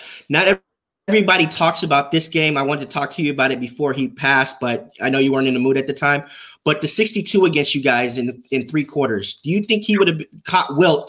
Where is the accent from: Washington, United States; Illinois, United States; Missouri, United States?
Washington, United States; Seattle; I'm from Seattle